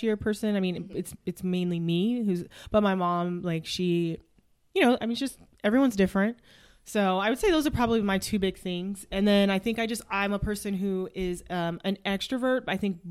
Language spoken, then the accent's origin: English; Sacramento, California, United States; also born or lived in Hayward, California; I'm from Sacramento. Well, I was born in the Bay. I was born in Hayward, raised in Sac